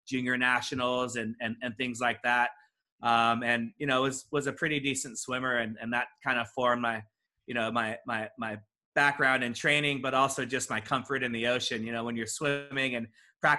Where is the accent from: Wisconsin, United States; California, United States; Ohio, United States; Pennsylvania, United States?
California, United States; Walnut; I grew up inland in a little town called Walnut.